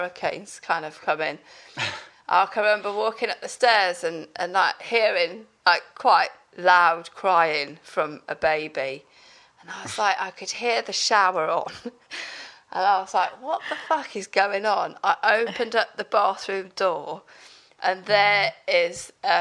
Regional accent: Pembrokeshire, South West Wales, United Kingdom; moved away as an adult; I come from Pembrokeshire in South West Wales

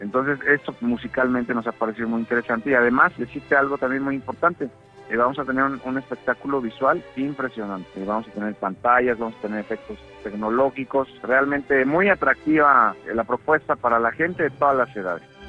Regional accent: Texcoco, State of Mexico, Mexico; also born or lived in Milan, Italy; en la provincia mexicana, en Texcoco, de donde yo soy

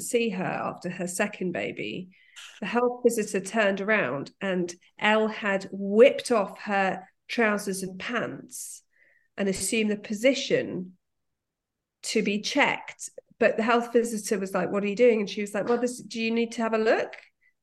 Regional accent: London, United Kingdom; I'm a Londoner

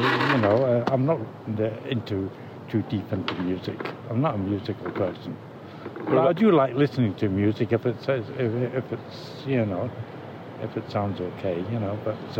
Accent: Scotland, United Kingdom; also born or lived in Frankfurt; now in London, United Kingdom; No, I'm from Scotland.

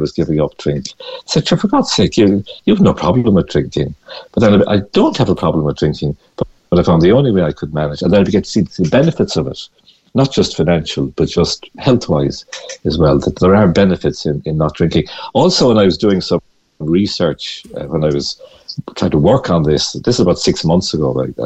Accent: Galway, Connacht, Ireland; moved away; I'm from Galway originally

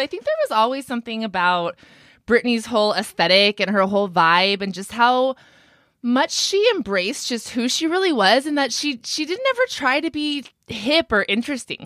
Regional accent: Ventura County, California, United States; I'm actually from Ventura County, where Brittany lives now.

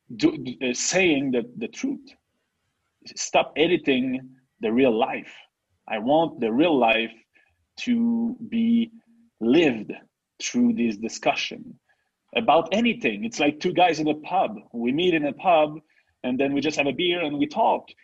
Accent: Quebec, Canada; first language French; English is a second language; we are two uh, French native guys. I'm from Quebec

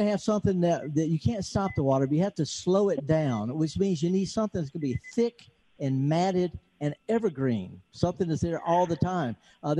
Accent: United States; And they won't let me in because I'm from America and the passport says I got COVID.

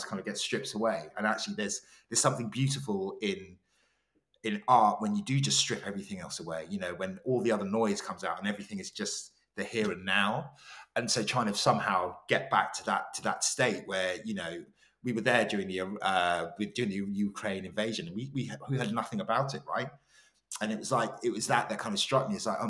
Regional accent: Ghana; you know, we're both Ghanaian, it felt like the most, it felt like being in Accra.

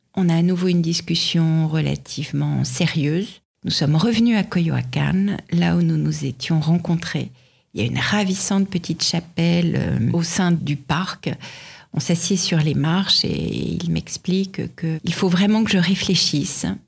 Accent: France; quand on vient de France

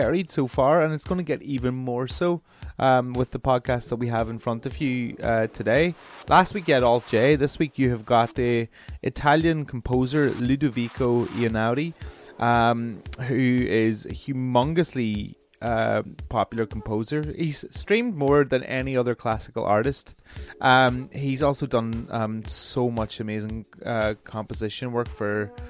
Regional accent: Brighton, South East England, United Kingdom; from Brighton, my hometown

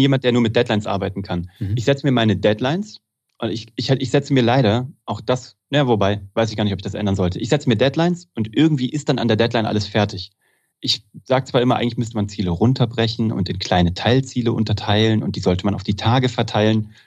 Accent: Kassel, Hesse, Germany; moved away as an adult; also born or lived in Cologne; ich komme aus Kassel, das ist Preußen

